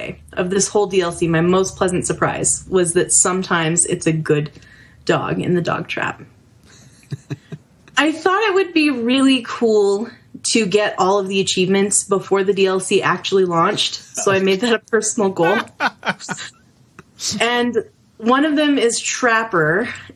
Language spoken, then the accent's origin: English; New Mexico, United States; I'm from New Mexico